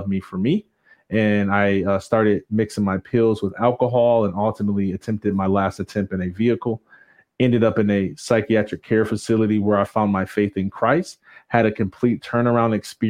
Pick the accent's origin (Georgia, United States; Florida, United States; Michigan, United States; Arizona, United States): Michigan, United States; Jackson; I grew up in Jackson, Michigan.